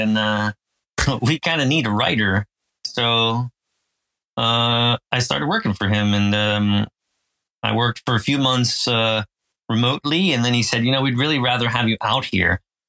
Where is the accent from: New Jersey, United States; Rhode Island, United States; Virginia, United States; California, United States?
New Jersey, United States; Phillipsburg; So I grew up in Jersey in America, kind of a semi-rural area of New Jersey called Phillipsburg. And I lived there until I went to college.